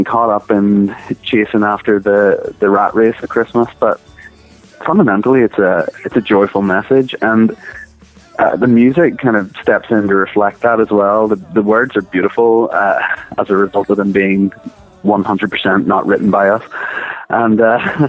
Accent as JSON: {"language": "English", "region": "Northern Ireland", "country": "United Kingdom", "said": "it being Northern Irish as well, which is obviously where we're from"}